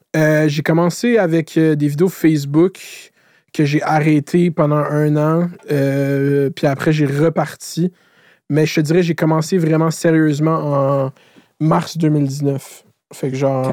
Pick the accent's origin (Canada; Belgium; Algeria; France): Canada; Laval, Quebec; je viens de Laval. Laval, c'est une ville d'autoroute. J'habite à côté de la 15.